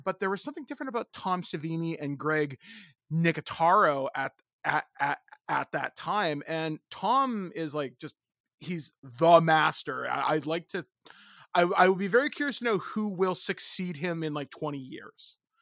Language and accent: English; Hicksville, Ontario, Canada; I grew up in Hi-, Hicksville, Ontario